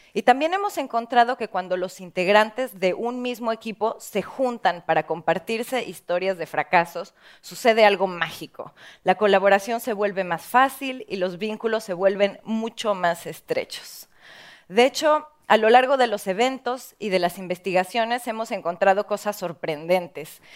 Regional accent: Mexico; en mi país, en México

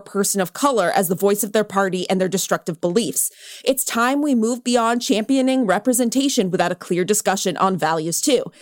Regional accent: California, United States; I grew up in California

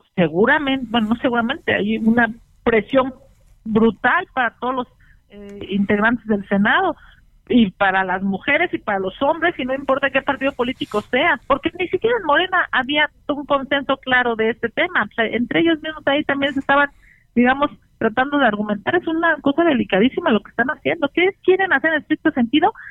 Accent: Mexico City, Mexico; siendo senadora chilanga

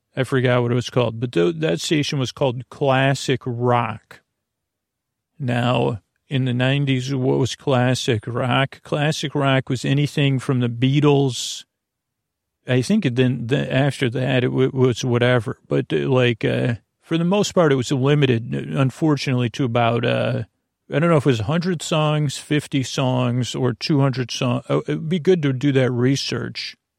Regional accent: Syracuse, New York, United States; moved away; when I was growing up in Syracuse

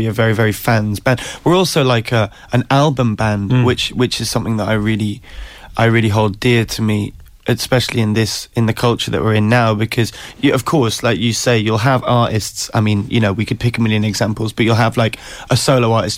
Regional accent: Newcastle upon Tyne, North East England, United Kingdom; I'm from Newcastle originally, is where I grew up

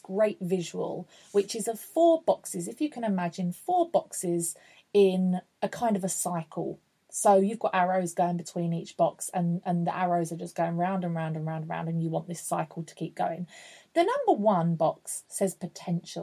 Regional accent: Essex, East of England, United Kingdom; also born or lived in London; I'm from Essex.

